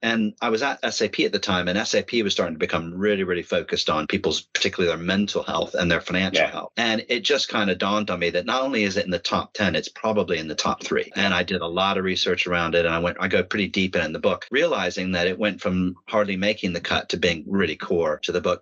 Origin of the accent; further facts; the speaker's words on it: Dayton, Ohio, United States; moved away as an adult; now in United Kingdom; I'm from Dayton, Ohio